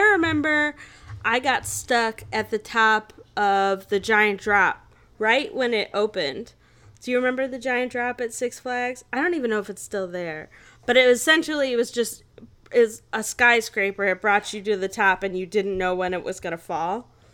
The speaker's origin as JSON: {"language": "English", "town": "Naperville", "region": "Illinois", "country": "United States", "tie": "born or raised there", "said": "I grew up in Naperville"}